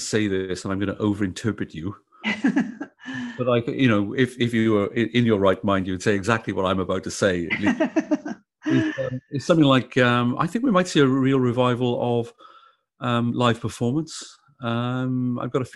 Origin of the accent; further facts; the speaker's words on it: Wales, United Kingdom; now in Australia; a Welshman who's not really very Australian at all